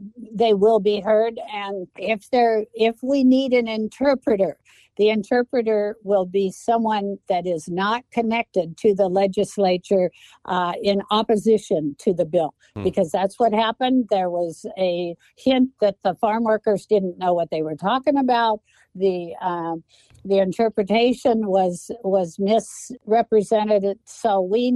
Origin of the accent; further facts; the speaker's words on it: Moses Lake, Washington, United States; I'm from Moses Lake